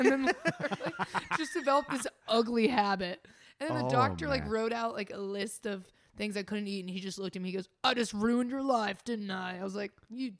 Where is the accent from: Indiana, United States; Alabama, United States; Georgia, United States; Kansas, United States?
Indiana, United States; I love hearing I have an accent. Yeah, I'm from Indiana.